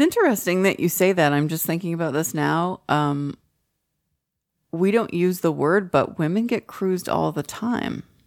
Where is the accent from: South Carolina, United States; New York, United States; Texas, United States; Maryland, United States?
Texas, United States; Allen; moved away; also born or lived in Oak Lawn; we grew up in Allen, or we, we went to Allen High School